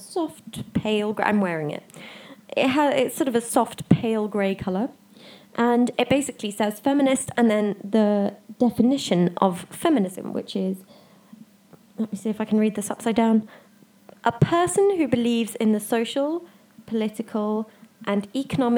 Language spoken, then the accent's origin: English; South Africa; also born or lived in United Kingdom; I am a South African citizen. I was born here, I grew up here